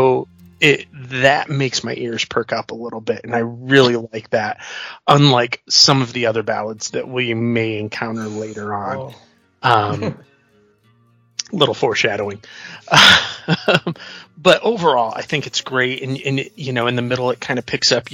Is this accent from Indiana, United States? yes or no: yes; Northern Indiana, United States; I'm from Northern Indiana